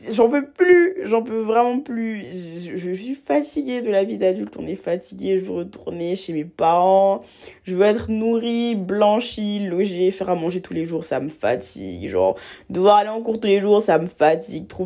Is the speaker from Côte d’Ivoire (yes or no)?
yes; Abidjan, Côte d’Ivoire; now in France; j'ai, hum, je viens de, j'ai vécu toute ma vie en Côte d'Ivoire. Euh, je viens d'Abidjan et tout. Et bah, je suis arrivée seule en France et tout ça.